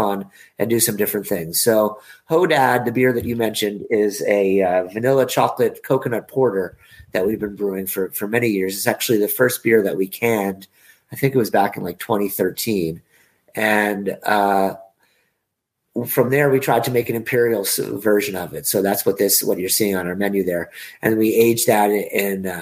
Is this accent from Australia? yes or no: no; Vermont, United States; I'm from Vermont.